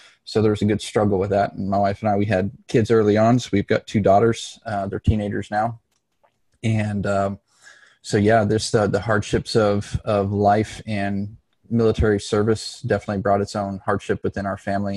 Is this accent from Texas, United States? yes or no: yes; Dallas, Texas, United States; moved away; also born or lived in Los Angeles, California / Mesa, Arizona / Phoenix, Arizona; we relocated to the Dallas, Texas area. And that's kind of more or less where I grew up through high school